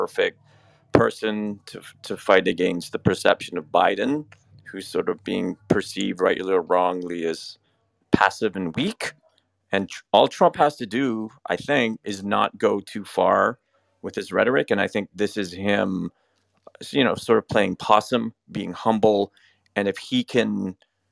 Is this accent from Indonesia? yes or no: no; Canada; I'm Canadian